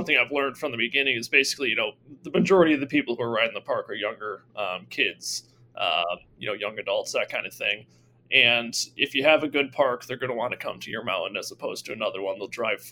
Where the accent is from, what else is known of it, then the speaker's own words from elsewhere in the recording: Fabius, New York, United States; I grew up in Fabius, New York, just 5 minutes away from Toggenburg.